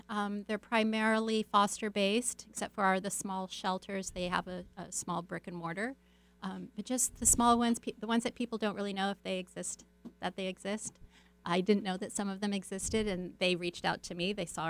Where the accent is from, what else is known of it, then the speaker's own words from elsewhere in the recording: California, United States; also born or lived in Arizona; I grew up in multiple places, primarily Southern California and in Arizona.